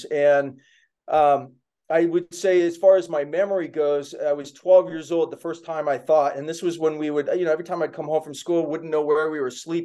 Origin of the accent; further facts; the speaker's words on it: Kona, Hawaii, United States; I grew up in Hawaii on the Big Island in Kona, a pretty small town